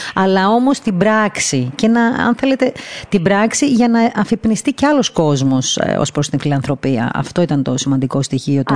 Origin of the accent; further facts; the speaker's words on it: Crete, Greece; moved away; από μικρό παιδί μέχρι τουλάχιστον τότε που έφυγα από την Κρήτη